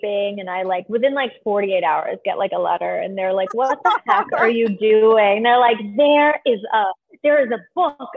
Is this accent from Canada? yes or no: yes; Canada; now in Los Angeles, United States; I'm Canadian